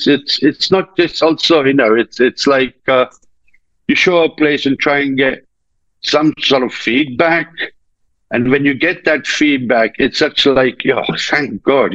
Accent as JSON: {"language": "English", "country": "India", "tie": "born or raised there", "moved": "as an adult", "said": "I was brought up in India. I was brought up in India for about 18 years."}